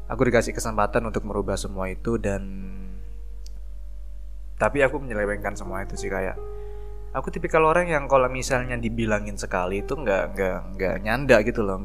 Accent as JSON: {"language": "Indonesian", "town": "Probolinggo", "region": "East Java", "country": "Indonesia", "said": "sebuah daerah yang namanya itu Probolinggo. Kalau kalian tahu uh, Gunung Bromo, nah itu ikon dari kota aku seperti itu."}